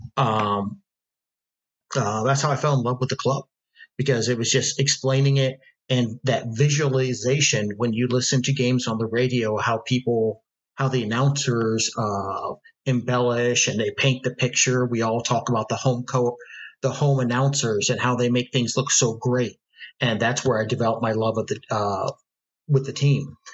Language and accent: English; Ohio, United States; also born or lived in Seville, Spain; now in Houston, United States; I grew up in Ohio.